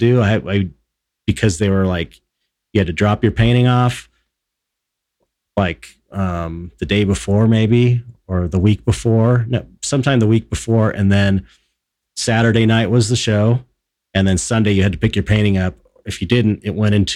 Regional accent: Los Angeles, California, United States; growing up in Pedro

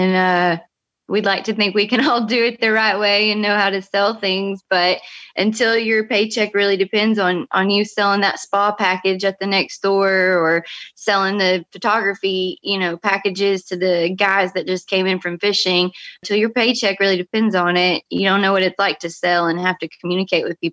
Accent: Chatsworth, Georgia, United States; now in Destin, United States; I'm originally from North Georgia

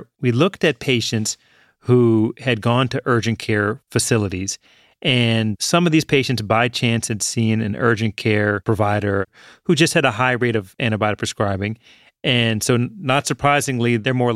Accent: Richmond, Virginia, United States; I grew up in Richmond, Virginia

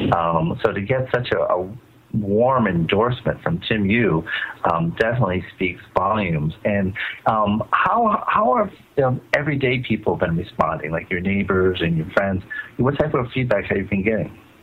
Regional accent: Providence, Rhode Island, United States; I grew up in Providence

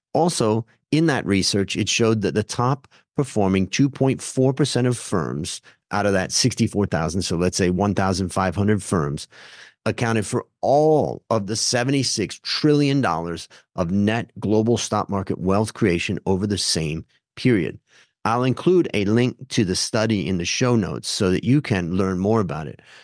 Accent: Hudson, Ohio, United States; where I grew up in Hudson, Ohio

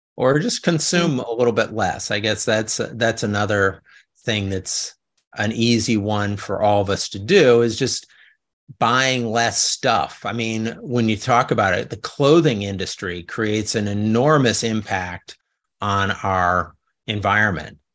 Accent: Chicago, Illinois, United States; moved away as an adult; also born or lived in New Orleans / Los Angeles; now in California, United States; when I was growing up in the South Side

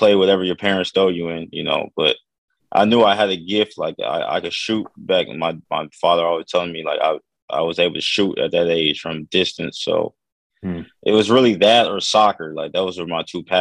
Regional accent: Dallas, Texas, United States; moved away as an adult; now in France; I'm from Dallas, Texas

